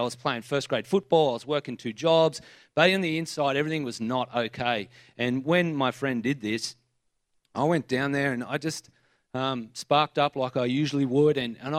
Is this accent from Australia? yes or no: yes; New South Wales, Australia; I was brought up in Spring, like in this area. I went to Gosford Primary, Henry Kendall